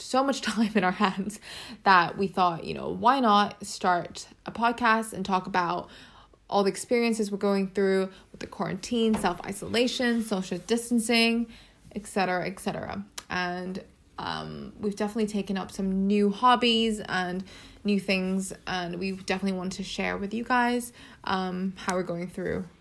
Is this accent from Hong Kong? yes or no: yes; Hong Kong; moved away as an adult; now in London, United Kingdom; I live in London and have been living in the UK for about 8-9 years now. And originally from Hong Kong